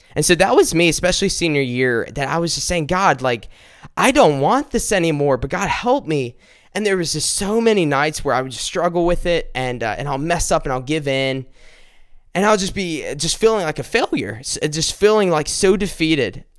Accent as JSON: {"language": "English", "region": "South Carolina", "country": "United States", "said": "I'm from South Carolina"}